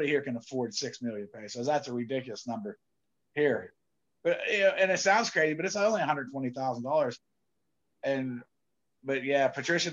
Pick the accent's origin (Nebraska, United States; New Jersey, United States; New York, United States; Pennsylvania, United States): Pennsylvania, United States; I'm a hillbilly from Pennsylvania